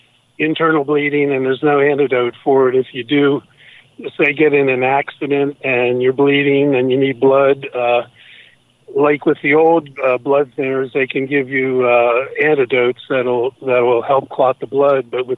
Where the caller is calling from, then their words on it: Pennsylvania, United States; I'm calling from Pennsylvania.